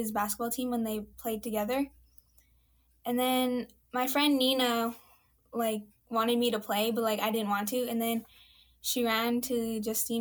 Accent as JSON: {"language": "English", "town": "Enoch", "region": "Alberta", "country": "Canada", "said": "I'm in grade 9, and I'm from Enoch."}